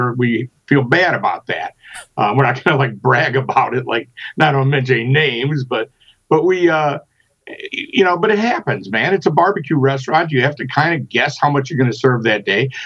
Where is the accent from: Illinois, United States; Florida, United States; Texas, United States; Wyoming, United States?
Illinois, United States; Chicago; born or raised there; moved away